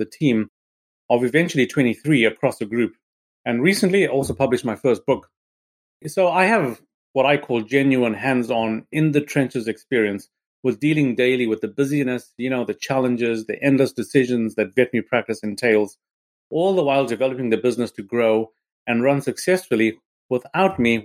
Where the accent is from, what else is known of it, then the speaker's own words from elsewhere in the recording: Harare, Zimbabwe; moved away as an adult; now in Salisbury, United Kingdom; I was born in Harare in Zimbabwe